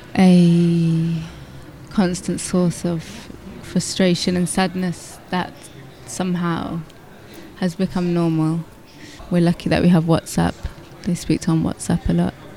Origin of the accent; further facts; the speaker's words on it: Birmingham, West Midlands, United Kingdom; my experience of being British and growing up here is very closely tied to to multiculturalism and migration